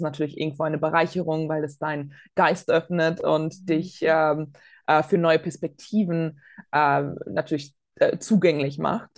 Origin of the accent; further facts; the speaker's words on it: Bonn, North Rhine-Westphalia, Germany; moved away; also born or lived in Latvia; Ich bin selbst äh, in Bonn zur Schule gegangen